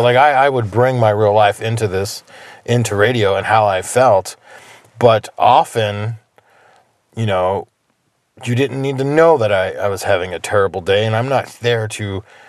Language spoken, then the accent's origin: English; outside Philadelphia, New Jersey, United States; moved away; I grew up in New Jersey. Yeah. I grew up outside Philly.